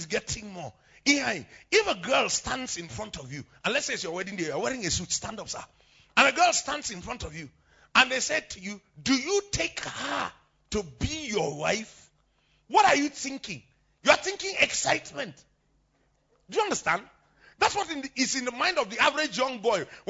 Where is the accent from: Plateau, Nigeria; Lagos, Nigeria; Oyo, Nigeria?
Plateau, Nigeria; I'm a true Nigerian.